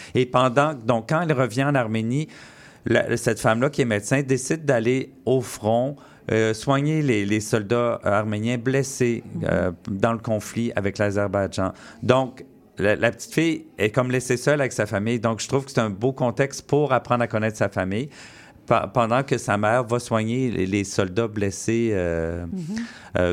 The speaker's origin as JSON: {"language": "French", "region": "Quebec", "country": "Canada", "tie": "born or raised there", "said": "je suis né au Québec"}